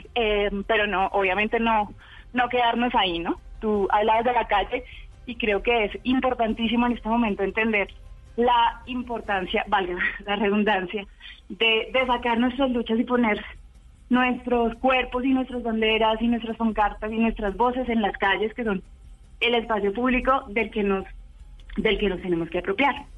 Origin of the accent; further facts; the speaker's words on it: Colombia; todas somos colombianas